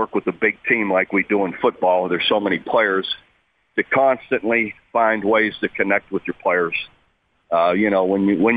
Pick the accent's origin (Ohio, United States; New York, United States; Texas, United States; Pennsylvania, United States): Ohio, United States; moved away as an adult; also born or lived in Iowa; you go from a steel mill town growing up in Ohio to out to the Midwest to Iowa